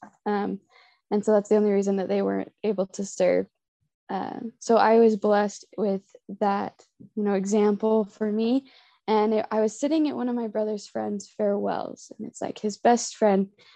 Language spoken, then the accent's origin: English; North Ogden, Utah, United States; I am from North Ogden, Utah, and I've been called to serve in the Barcelona, Spain mission